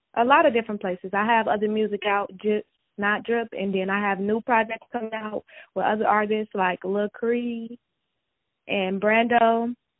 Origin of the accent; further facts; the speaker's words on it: Chicago, Illinois, United States; I'm from Chicago